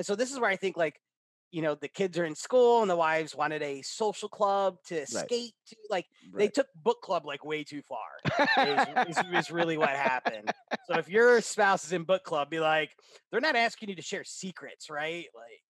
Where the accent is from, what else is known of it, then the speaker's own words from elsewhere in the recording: Clifton Park, New York, United States; my hometown, Clifton Park, New York.